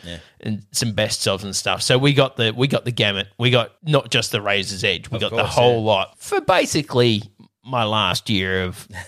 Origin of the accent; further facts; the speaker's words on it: Australia; As an Australian